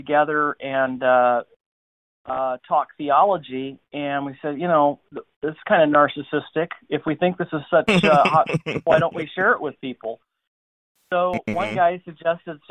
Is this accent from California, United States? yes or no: yes; California, United States; I grew up in California my whole life. I can't get out of this state as hard as I try.